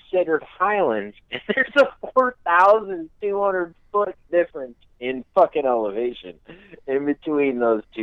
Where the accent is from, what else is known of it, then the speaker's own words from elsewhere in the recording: Park City, Utah, United States; I grew up in Park City, Utah